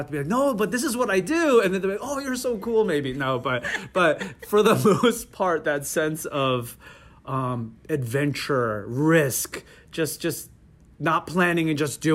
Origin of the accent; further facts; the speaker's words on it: Parsippany, New Jersey, United States; also born or lived in South Korea; I grew up in Parsippany spent my childhood and high school going through growing up in Parsippany